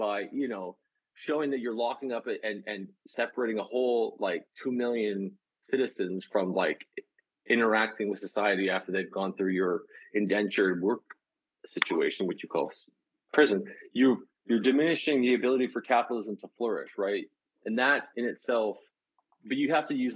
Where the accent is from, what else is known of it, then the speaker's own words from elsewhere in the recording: Canada; I'm a Canadian.